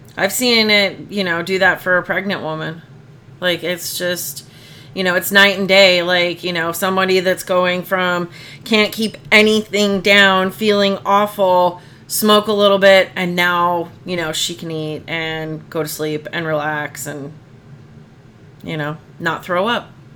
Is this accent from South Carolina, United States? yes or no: no; Phoenix, Arizona, United States; moved away as an adult; also born or lived in Arlington, Massachusetts / Boston area; growing up in the Phoenix area